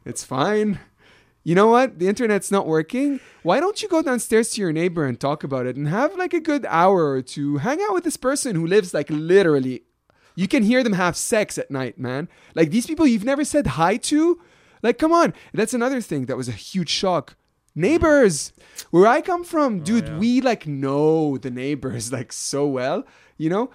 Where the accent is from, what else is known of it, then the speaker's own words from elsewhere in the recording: Lebanon; moved away as an adult; now in Canada; my experience growing up in Lebanon